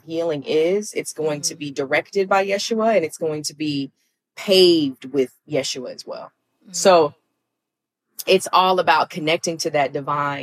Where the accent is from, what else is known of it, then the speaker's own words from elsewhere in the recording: Alabama, United States; moved away; growing up in the South